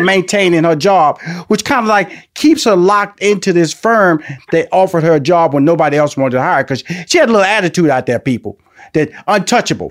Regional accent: Houston, Texas, United States; now in Atlanta, United States; I'm, a Texas boy, so I was born and raised in Houston.

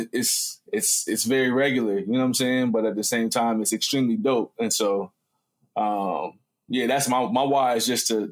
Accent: Columbus, Ohio, United States; I'm from Columbus, Ohio

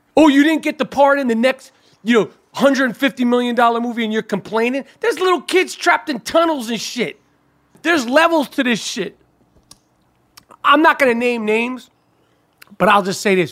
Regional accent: New York City, New York, United States; We grew up in New York City

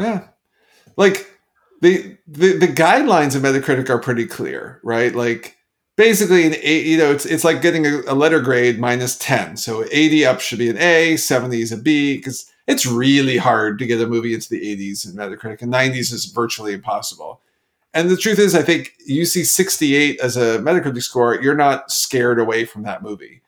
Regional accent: Canada; I'm Canadian

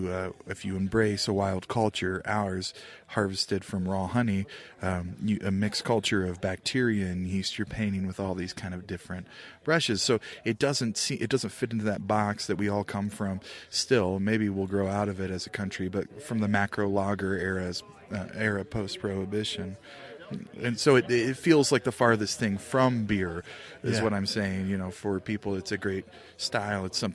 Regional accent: Indiana, United States; I'm from Indiana

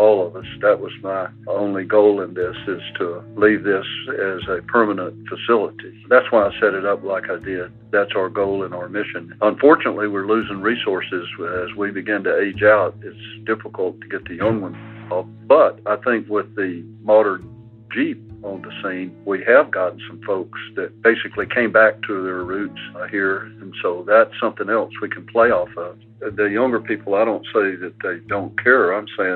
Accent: Gadsden, Alabama, United States; I grew up in Alabama and went to the University of Alabama

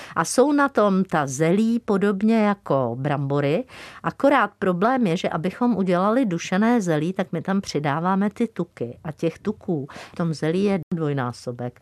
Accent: Czechia; jsme Češi, Moravané a Slezané

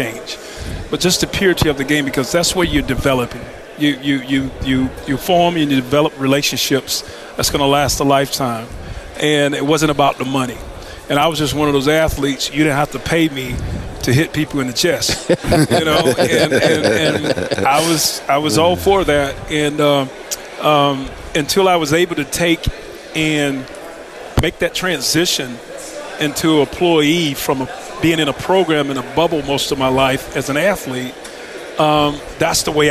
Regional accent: Lumberton, North Carolina, United States; growing up in Lumberton, North Carolina

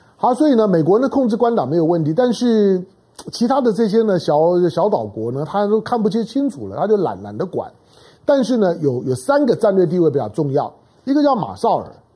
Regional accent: Taiwan; 我是生长在台湾的中国人

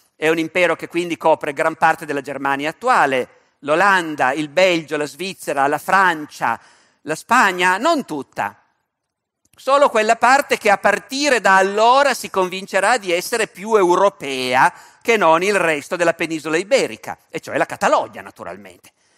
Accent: Turin, Piedmont, Italy; sono torinese

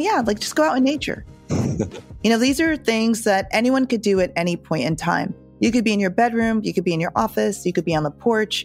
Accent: Jamaica; being Jamaican, it's part of our culture

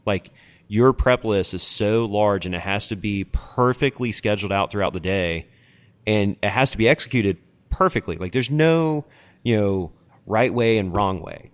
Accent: Charlotte, North Carolina, United States; moved away as an adult; also born or lived in Utah / Chicago; it's my hometown

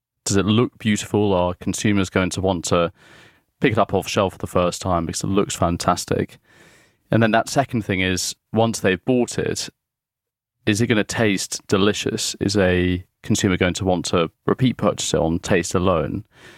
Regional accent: South East England, United Kingdom; Yeah, I grew up in West Sussex, surrounded by rolling hills, the South Downs, beautiful fields around dairy farms.

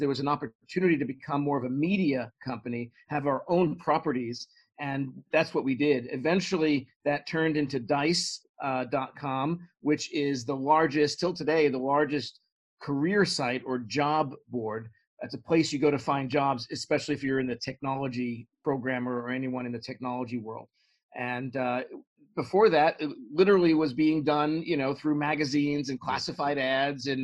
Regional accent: New York City, New York, United States; moved away; I grew up in Brooklyn, New York, and my family's still there in the same house I grew up

